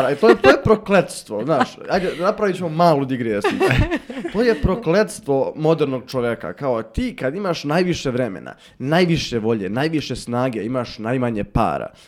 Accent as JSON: {"language": "Croatian", "town": "Bukovik", "region": "Šumadija", "country": "Serbia", "said": "ja sam iz, iz Bukovika"}